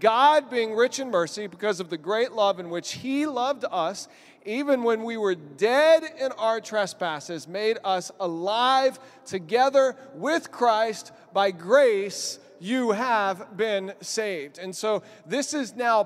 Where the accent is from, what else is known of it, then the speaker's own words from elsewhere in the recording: Texas, United States; now in Albany, United States; I'm from Texas